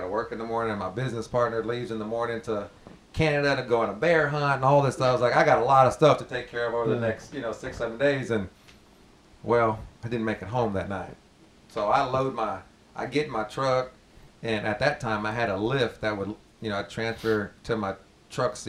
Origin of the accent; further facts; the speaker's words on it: Spring, Texas, United States; I grew up in Spring